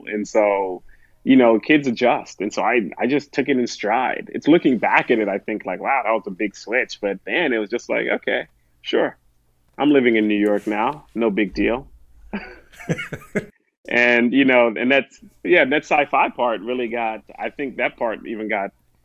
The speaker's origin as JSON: {"language": "English", "town": "Chaguanas", "country": "Trinidad & Tobago", "tie": "born or raised there", "also_born_or_lived": "United States", "moved": "yes", "said": "I was born in the United States, but sent back. Growing up with my grandparents was, I lived in a place called Chaguanas in Trinidad"}